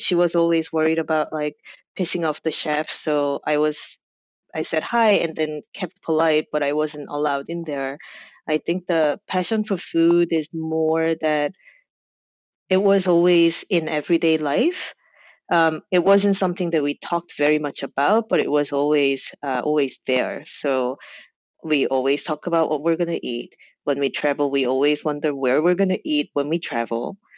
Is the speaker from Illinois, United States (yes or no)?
no; New Jersey, United States; So when I lived in New Jersey, there was a good amount of like Korean population, and there were Korean immigrant pop